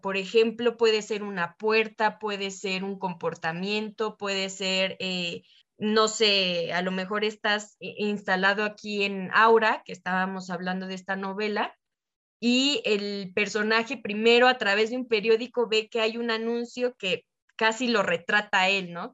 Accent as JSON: {"language": "Spanish", "country": "Mexico", "said": "nosotros como América Latina o mexicanos"}